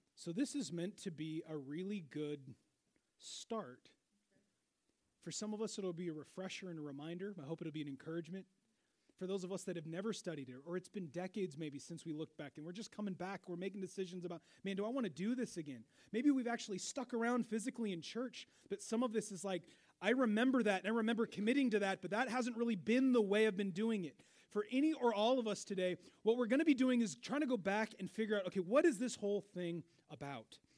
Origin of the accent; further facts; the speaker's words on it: Seattle, Washington, United States; moved away as an adult; now in Wichita, United States; I grew up in Seattle